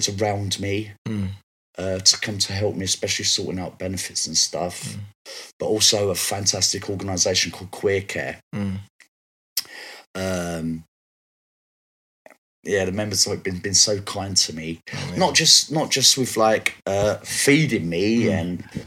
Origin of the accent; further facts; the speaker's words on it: London, United Kingdom; Bricky girl. I was born in Shakespeare Road in Brixton.